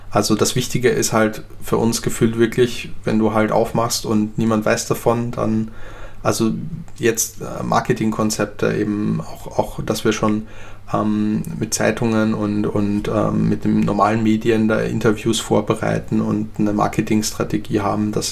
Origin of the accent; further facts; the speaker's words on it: Graz, Styria, Austria; ich komme zum Beispiel ursprünglich aus Österreich und aus Graz, wo ich herkomme, da hat zum Beispiel äh, Kraft Ebbing gelehrt